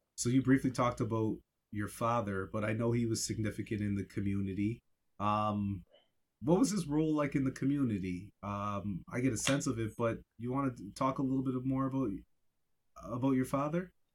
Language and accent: English; Yarmouth, Nova Scotia, Canada; moved away; growing up in Yarmouth